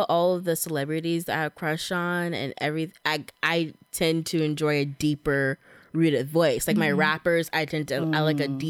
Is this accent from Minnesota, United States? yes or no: no; Southern California, United States; accent: valley girl; I grew up in Southern California. Okay, I'm basically a white valley girl, so I say like all the time.